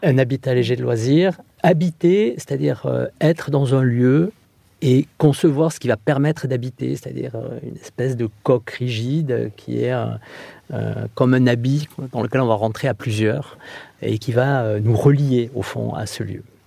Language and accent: French; southern Landes, Nouvelle-Aquitaine, France; moved away; also born or lived in Bordeaux / Mayotte; je suis originaire des Landes, euh, du sud des Landes